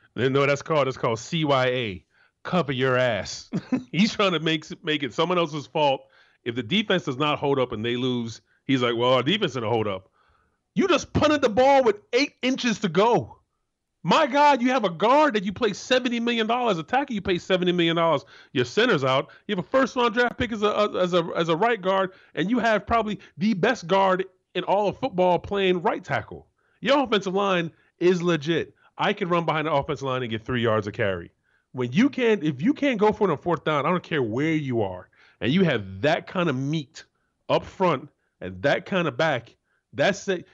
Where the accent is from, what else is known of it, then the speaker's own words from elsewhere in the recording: Florida, United States; moved away; I'm from Florida